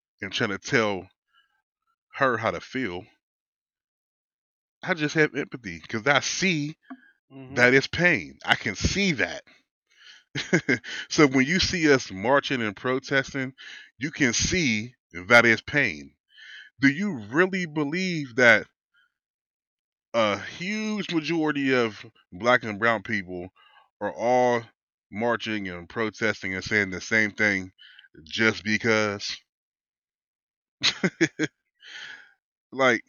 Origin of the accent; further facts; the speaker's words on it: Wilkinsburg, Pennsylvania, United States; I grew up in Wilkesburg, Pennsylvania, which is a low-income community